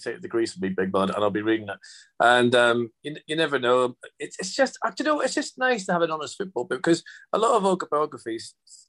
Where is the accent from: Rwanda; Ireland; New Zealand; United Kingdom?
Ireland; And I always put down as, like, you know, being Irish in the 80s, there was a lot of things going on because of the Troubles and everything else.